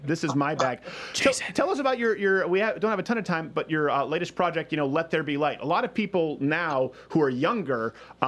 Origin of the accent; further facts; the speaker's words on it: Montreal, Quebec, Canada; moved away; I was raised in Montreal